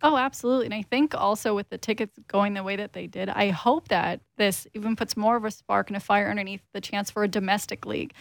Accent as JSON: {"language": "English", "region": "Saskatchewan", "country": "Canada", "moved": "yes", "lives_now": "Toronto, Canada", "said": "I'm originally from Saskatchewan"}